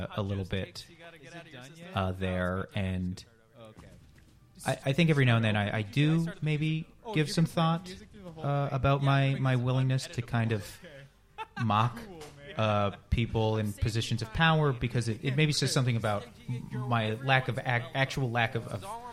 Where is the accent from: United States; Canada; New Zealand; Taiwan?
Canada; I am Canadian